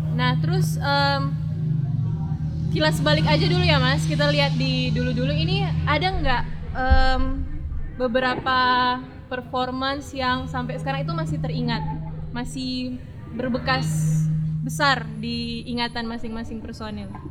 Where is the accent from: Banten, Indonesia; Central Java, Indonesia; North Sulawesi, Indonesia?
North Sulawesi, Indonesia; Manado; Asli Manado, Mas. Manado.